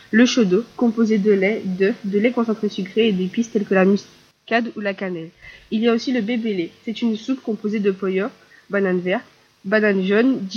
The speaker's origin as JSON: {"language": "French", "region": "Guadeloupe", "country": "France", "said": "Je viens de la Guadeloupe. C'est une île parfois oubliée, tout comme la Martinique."}